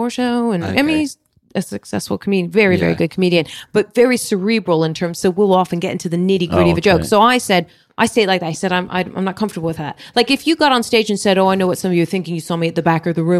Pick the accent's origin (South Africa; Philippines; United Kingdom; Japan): Philippines; I was gigging in Dubai, and I'm Filipino